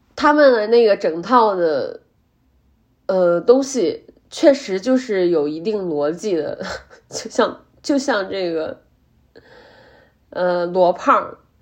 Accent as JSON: {"language": "Chinese", "town": "Zhumadian", "region": "Henan", "country": "China", "said": "我说我来自我们这个，不管是郑州也好，还是驻马店这样的 非常小的城市"}